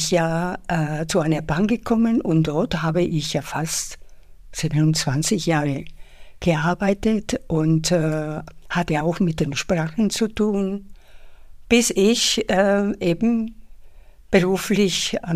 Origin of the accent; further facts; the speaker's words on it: Spain; moved away as an adult; now in Munich, Germany; also ich bin Spanierin und bin ähm, nach München gekommen, um ein Studium zu machen ähm, und seitdem lebe ich hier in Deutschland, fühle mich sehr wohl, obwohl ich mich nach wie vor als Spanierin fühle.